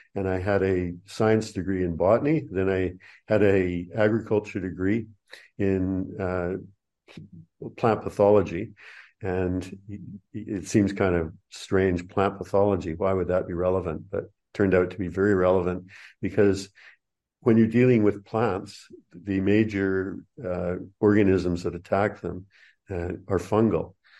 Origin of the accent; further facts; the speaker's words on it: Canada; moved away as an adult; also born or lived in New Zealand; now in Australia; first twenty-seven years of my life were in Canada